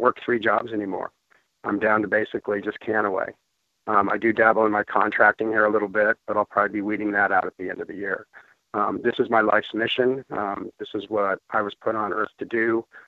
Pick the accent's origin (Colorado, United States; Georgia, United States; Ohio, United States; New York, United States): Colorado, United States; Denver; moved away as an adult; also born or lived in Gulf of Mexico; I am originally from Denver, Colorado, uh, born and raised there